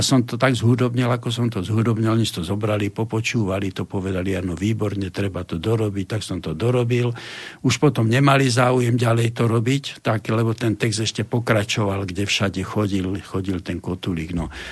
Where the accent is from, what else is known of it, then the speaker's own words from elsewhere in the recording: Banská Bystrica, Banská Bystrica Region, Slovakia; ja som Bystričan, tvrdý Bystričan